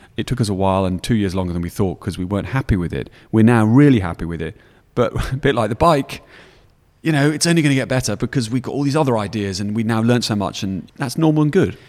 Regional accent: Yorkshire and the Humber, United Kingdom; moved away as an adult; also born or lived in Newcastle; now in London, United Kingdom; I was brought up in Yorkshire, and then I'd been to Newcastle Uni

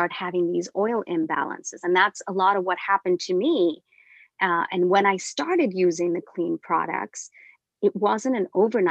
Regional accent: India; moved away; I'm originally from India and we use a lot of spices and herbs in our beauty

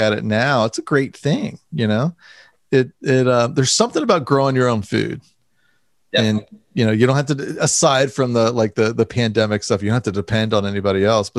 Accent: United States; I grew up minutes outside of Washington, D.C. in the suburbs

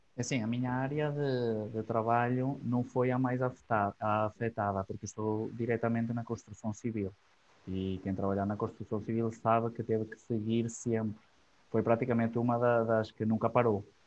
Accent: Argoncilho, Aveiro District, Portugal; Eu sou de Argoncilho

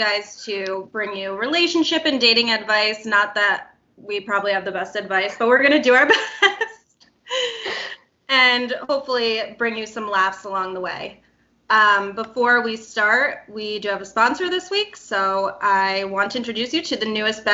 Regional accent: outside the Albany area, upstate New York, United States; also born or lived in Charleston, South Carolina; am from upstate New York, outside the Albany area

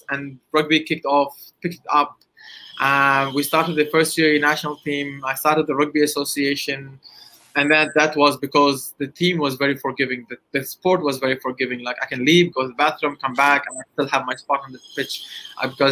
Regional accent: Dubai, United Arab Emirates; I'm from Dubai, United Arab Emirates

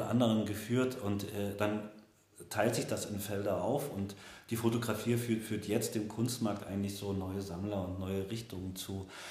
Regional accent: former East Germany, Germany; meine Heimat äh, in den Bildern von Josef Sudik viel eher als in der ehemaligen DDR

